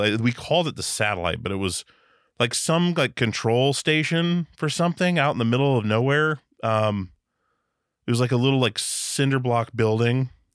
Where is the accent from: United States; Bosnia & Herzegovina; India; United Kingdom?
United States; Wasilla, Alaska; moved away; also born or lived in Petersburg, Alaska; I grew up on a little island called Petersburg. in Southeast Alaska until I was eleven, and then, uh, moved up to the mainland